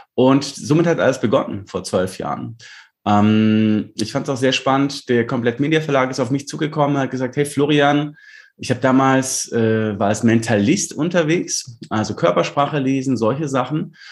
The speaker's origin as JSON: {"language": "German", "town": "Lindau", "region": "Bavaria", "country": "Germany", "tie": "born or raised there", "said": "Lindau, klar, ist meine Heimatstadt"}